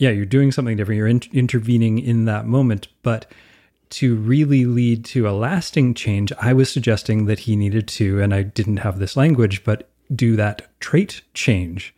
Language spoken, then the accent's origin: English; Canada